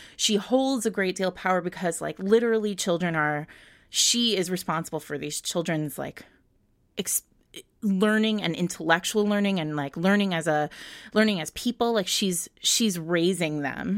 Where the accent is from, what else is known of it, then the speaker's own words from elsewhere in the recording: Rhode Island, United States; I grew up in Rhode Island.